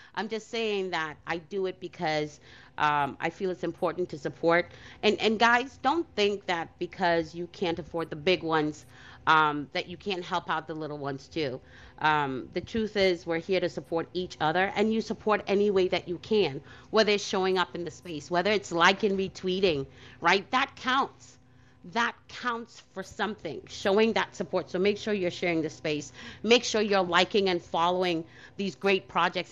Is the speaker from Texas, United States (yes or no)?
no; New York City, New York, United States; as a kid growing up in Brooklyn